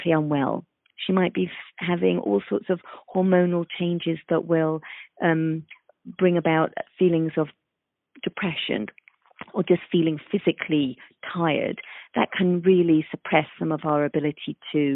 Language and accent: English; London, United Kingdom; moved away as an adult; also born or lived in east coast of the United States; now in United States; I am from London, England, and I have spent half of my career practicing in the UK